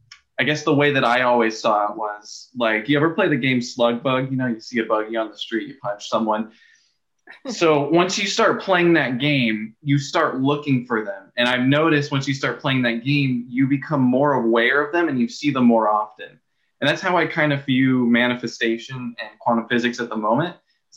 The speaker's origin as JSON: {"language": "English", "region": "California", "country": "United States", "lives_now": "Oregon, United States", "said": "I come here to Oregon from Southern California"}